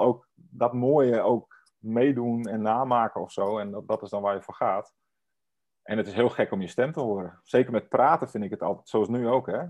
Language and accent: Dutch; Friesland, Netherlands; moved away; ik kom uit Friesland oorspronkelijk en ik spreek ook Fries